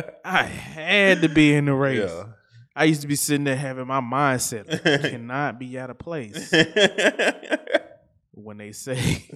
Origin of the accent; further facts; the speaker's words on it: Memphis, Tennessee, United States; I'm from Memphis.